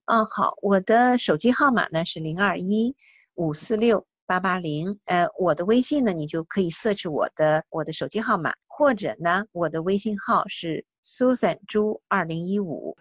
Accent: northern China, China; now in New Zealand; 我是北方人，所以饭量也比较大

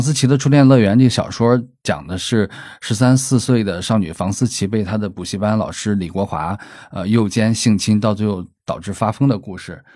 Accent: Shandong, China; 虽然受山东这种传统的观念影响

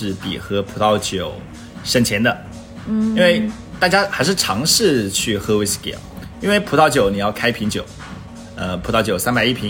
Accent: China; 我们其实中国人很喜欢雅、柔顺、舒服、愉悦。

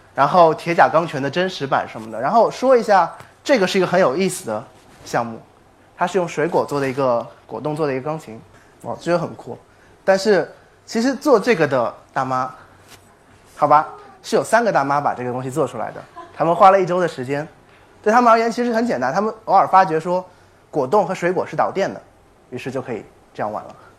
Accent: China; 我们中国人是多么有创新啊

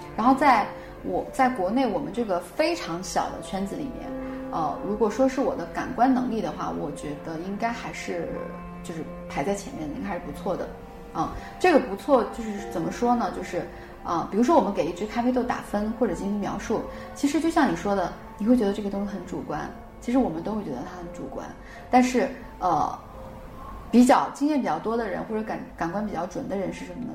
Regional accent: Northeast China, China; 虽然我是一个东北人，但我性格更像我奶奶，我奶奶是重庆人

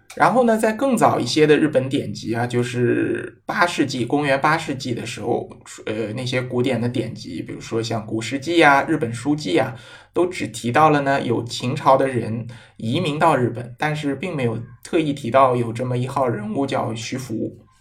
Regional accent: China; 就是充分发挥了我们中国人的小聪明啊

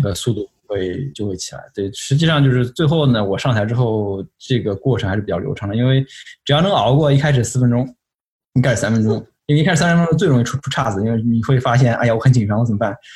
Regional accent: Shanghai, China; moved away as an adult; also born or lived in Pittsburgh, United States; now in United States; 我是上海人。 ，就是说我从小是上海长大的，啊，然后在那个，在进上海交通大学之前吧，就是一直是在那个上海

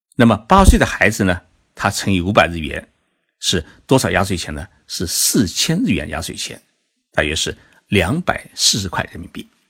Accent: Zhejiang, China; now in Tokyo, Japan; 其实我这几天呢，就在浙江老家陪父母亲过年

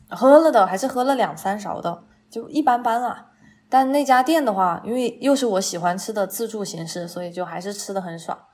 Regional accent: Chongqing, China; 我作为一个重庆人，我点了鸳鸯锅

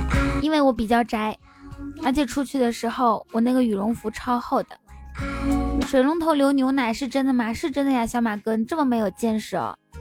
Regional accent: Inner Mongolia, China; moved away; 我回内蒙当然能找到家了

